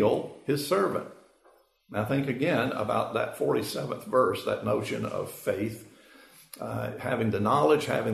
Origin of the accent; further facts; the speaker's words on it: Macon, Georgia, United States; I grew up in Macon, Georgia